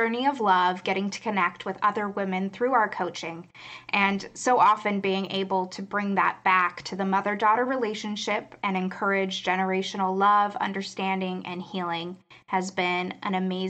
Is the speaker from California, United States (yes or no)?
yes; Los Angeles, California, United States; Growing up in Los Angeles, I did the classic thing where I decided as a kid I wanted to be an actor because we were